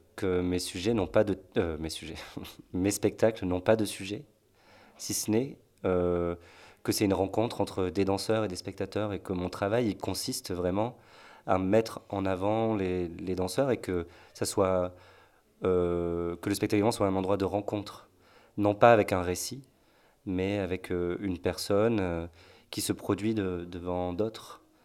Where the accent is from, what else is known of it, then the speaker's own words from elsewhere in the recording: Marseille, Provence-Alpes-Côte d'Azur, France; moved away as an adult; now in Nantes, France; je suis de Marseille au départ